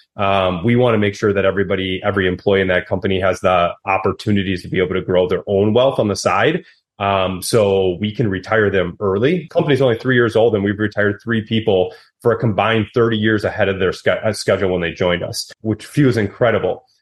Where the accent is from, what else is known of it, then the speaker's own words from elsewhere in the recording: Wisconsin, United States; I'm from Wisconsin